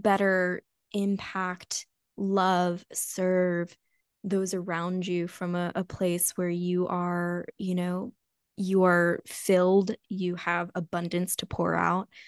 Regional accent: United States; growing up in the United States

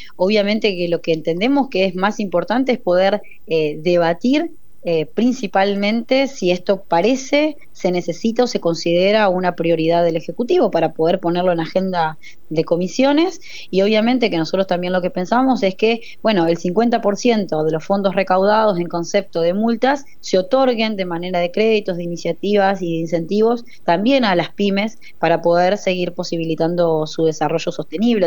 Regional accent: Argentina

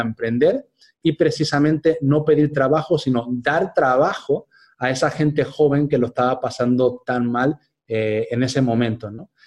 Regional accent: Spain; moved away as an adult; cuando yo volviera a España

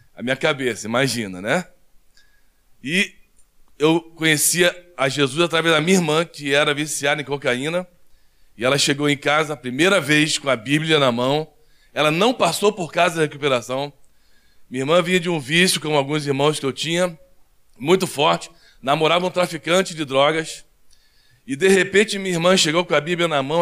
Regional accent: Rio de Janeiro, Brazil; now in Curitiba, Brazil; Nós somos seis irmãos, fomos criados no Rio de Janeiro.

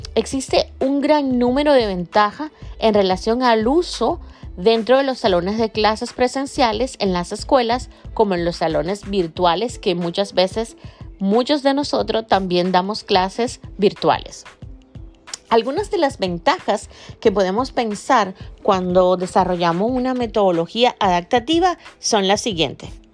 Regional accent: Dominican Republic; acá en Dominicana, de donde soy yo, República Dominicana

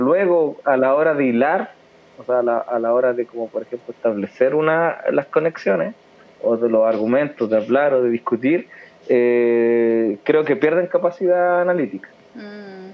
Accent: Chile; soy chileno

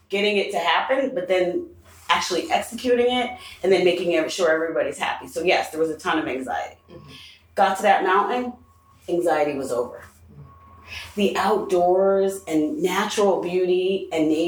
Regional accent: Greenwich, Connecticut, United States; I'm from Greenwich, Connecticut, and I need a room.

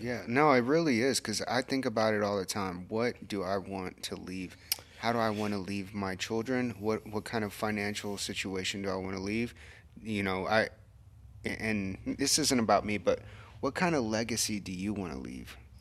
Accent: Corpus Christi, Texas, United States; now in Kerrville, United States; I wasn't born here. I was born in Corpus and then, you know, we found our way over here.

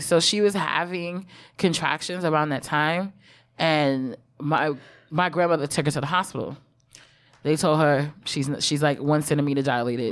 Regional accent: New York City, New York, United States; first language English; the hospital I was born at in Brooklyn is on Atlantic Avenue

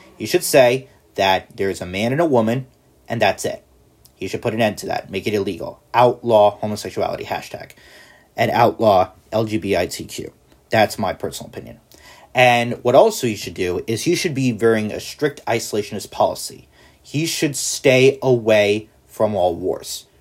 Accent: United States; I'm an American

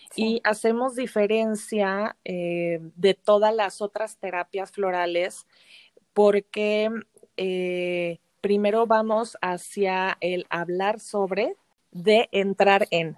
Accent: Mexico City, Mexico; moved away as an adult; also born or lived in Xalapa; yo soy de la Ciudad de México

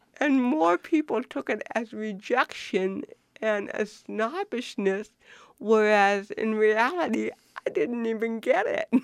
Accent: Buffalo, New York, United States; I was born in Buffalo, New York, in nineteen fifty-six

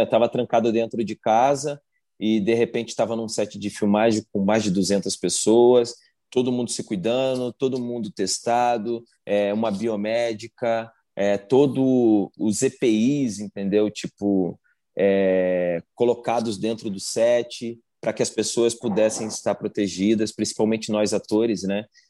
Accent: Rio de Janeiro, Brazil; moved away as an adult; now in São Paulo, Brazil; sou natural do Rio de Janeiro, moro em São Paulo há quase 14 anos

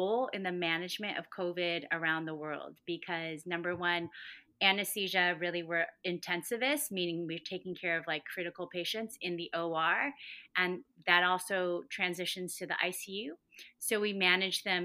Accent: Huntington Beach, California, United States; also born or lived in Boston; I am from Huntington Beach originally

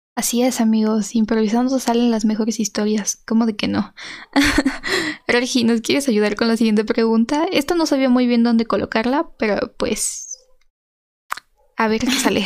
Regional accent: Mexico; como mexicana

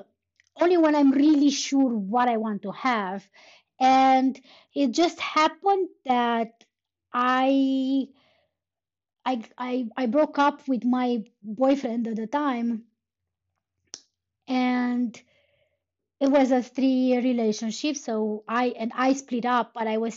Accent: Romania; first language Romanian; English is a second language; moved away; back when I was a kid, we were starting the first, like the first foreign language in the second grade, so I would be 8 years old. And almost everywhere in Romania, that would be English

